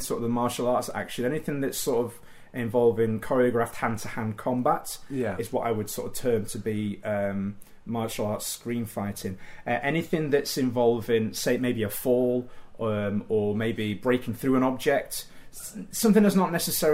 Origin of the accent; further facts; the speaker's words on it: Doncaster, Yorkshire and the Humber, United Kingdom; I grew up in Doncaster, and it was sort of the late 1980s